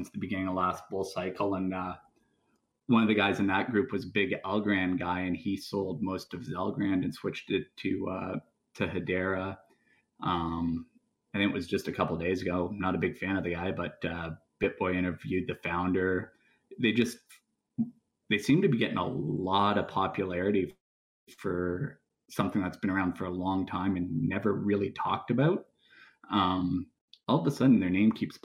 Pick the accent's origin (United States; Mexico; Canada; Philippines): Canada; for being Canadian